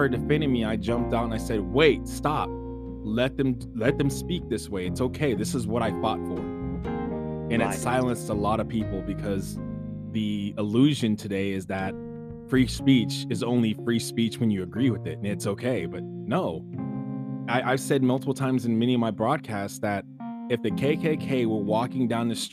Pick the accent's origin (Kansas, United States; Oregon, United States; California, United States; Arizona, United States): California, United States; Sacramento; I was born and raised in Sacramento, California